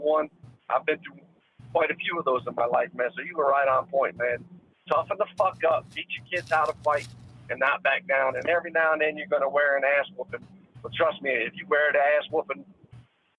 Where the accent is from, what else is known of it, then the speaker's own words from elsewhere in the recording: Norfolk, Virginia, United States; I grew up in Norfolk, Virginia.